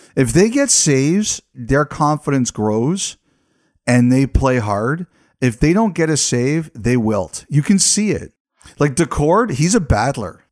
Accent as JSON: {"language": "English", "country": "Canada", "said": "As a Canadian in Canada"}